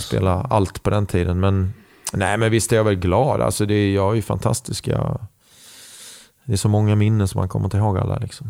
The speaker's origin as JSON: {"language": "Swedish", "country": "Sweden", "said": "Jag är glad och stolt att säga att jag är svensk"}